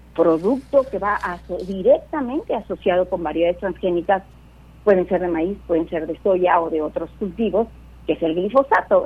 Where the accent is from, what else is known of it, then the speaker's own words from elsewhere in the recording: Michoacán, Mexico; Yo soy originaria de Michoacán